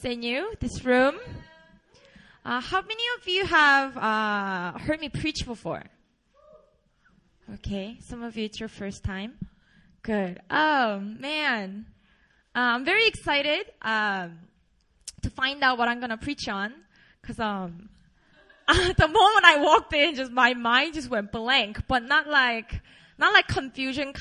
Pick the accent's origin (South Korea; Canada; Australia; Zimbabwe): South Korea; Busan; English is a second language; moved away as an adult; also born or lived in Seoul; I grew up in Busan, a beautiful city down in South in Korea